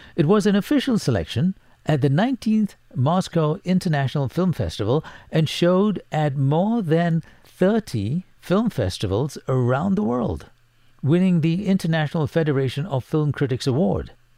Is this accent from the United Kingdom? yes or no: no; Singapore; Singapore blood runs through my veins as I was born in Singapore.